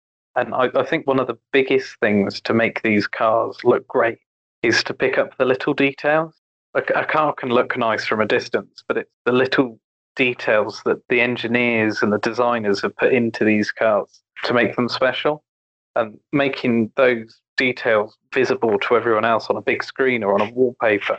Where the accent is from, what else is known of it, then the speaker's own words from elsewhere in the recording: Cornwall, South West England, United Kingdom; I'm a photographer from Cornwall in England.